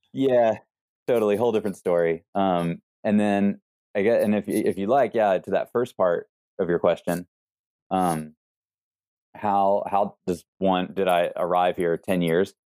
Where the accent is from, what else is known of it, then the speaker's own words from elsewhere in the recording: East Coast, United States; moved away; growing up on the East Coast